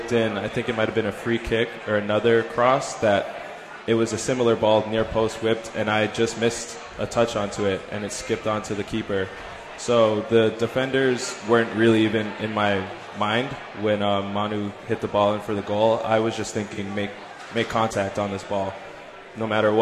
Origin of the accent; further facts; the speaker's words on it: Canada; I'm born and raised in Canada